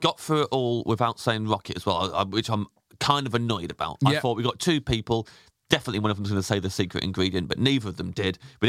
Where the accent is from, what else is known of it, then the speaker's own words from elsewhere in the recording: Kettering, East Midlands, United Kingdom; moved away; round the corner from where I grew up in Kettering